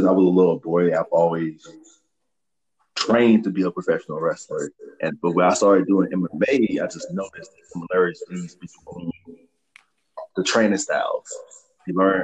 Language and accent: English; Memphis, Tennessee, United States; moved away as an adult; also born or lived in Fort Bragg, North Carolina; now in Colorado, United States; I'm originally from Memphis, Tennessee